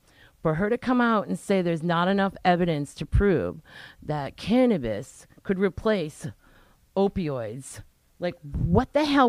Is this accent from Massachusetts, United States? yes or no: yes; Sharon, Massachusetts, United States; moved away as an adult; now in Rhode Island, United States; Yeah. I mean, he grew up in Norwood. I grew up in Sharon, so, you know, we're local suburb kids. Our families all came from Boston, you know.